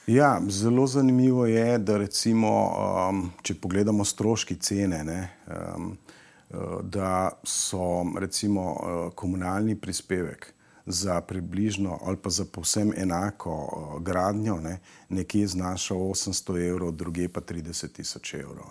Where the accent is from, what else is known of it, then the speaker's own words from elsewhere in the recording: Slovenia; Slovenci smo